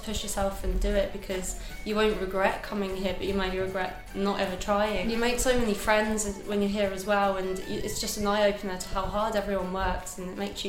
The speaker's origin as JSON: {"language": "English", "town": "Brighton", "region": "South East England", "country": "United Kingdom", "said": "I'm from Brighton, England."}